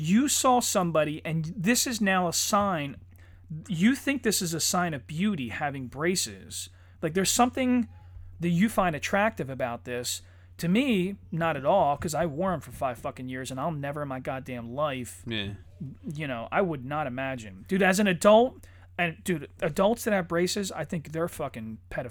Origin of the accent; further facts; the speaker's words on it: Ireland; you know, I'm Irish. I would have fucked it up.